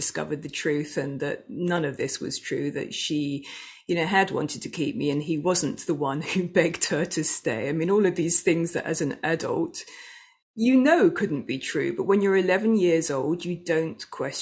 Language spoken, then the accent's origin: English; England, United Kingdom; I was born in England at the end of 1965